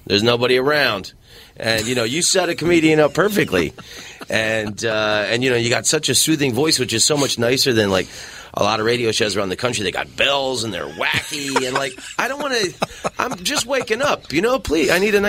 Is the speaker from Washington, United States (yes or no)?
no; Orlando, Florida, United States; A friend of mine, his family moved there after high school. I grew up in Orlando. And I started going on the road when I was 18.